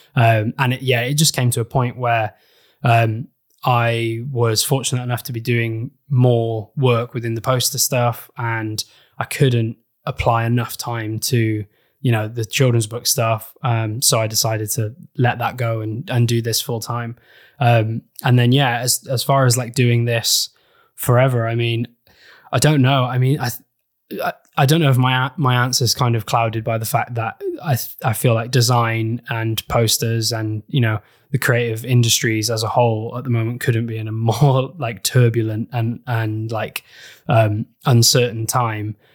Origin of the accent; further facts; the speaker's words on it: Wales, United Kingdom; I grew up in Wales